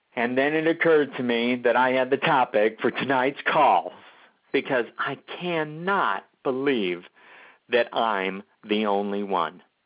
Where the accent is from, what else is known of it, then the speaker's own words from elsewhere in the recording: Omaha, Nebraska, United States; I was raised in Omaha, Nebraska